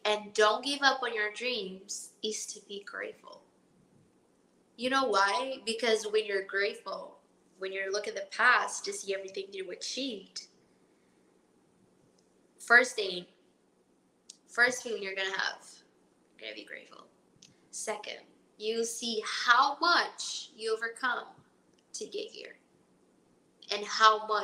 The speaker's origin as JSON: {"language": "English", "country": "Brazil", "moved": "as an adult", "lives_now": "Miami, United States", "said": "I'm from Brazil. From a town, a small town called Palatina."}